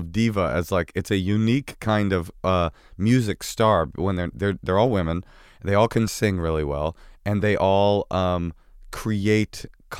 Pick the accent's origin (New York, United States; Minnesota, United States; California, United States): New York, United States; born there; I was born here in New York to two deaf parents. Both my parents were deaf.